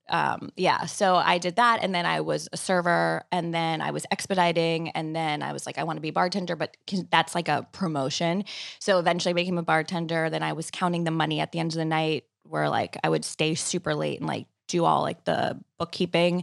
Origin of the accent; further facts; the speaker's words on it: Long Island, New York, United States; also born or lived in Manhattan; I was commuting from Long Island where I grew up into the city